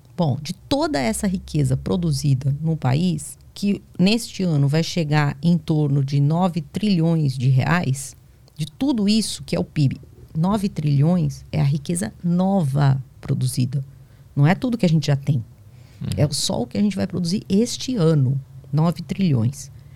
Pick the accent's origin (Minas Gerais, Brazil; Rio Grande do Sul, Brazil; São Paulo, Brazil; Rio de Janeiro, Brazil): São Paulo, Brazil; moved away as an adult; now in Bahia, Brazil; Eu sou paulista